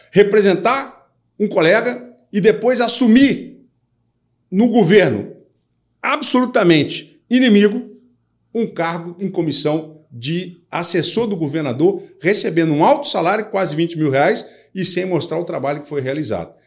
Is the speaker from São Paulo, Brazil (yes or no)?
yes; Jundiaí, São Paulo, Brazil; now in Rio de Janeiro, Brazil; Eu saí lá da minha terra de Jundiaí, filho de uma empregada doméstica, com um metalúrgico. Cheguei aqui no Rio de Janeiro